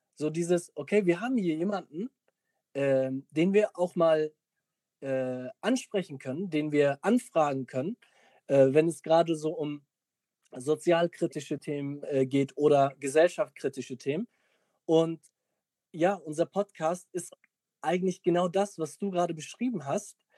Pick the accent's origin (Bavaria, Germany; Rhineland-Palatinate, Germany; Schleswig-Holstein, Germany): Schleswig-Holstein, Germany; Mölln; ich komme außerhalb von Hamburg